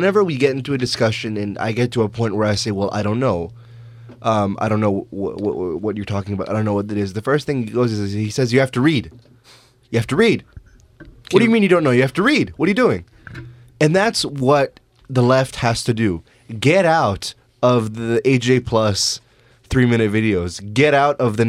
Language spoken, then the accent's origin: English; Canada; as Canadians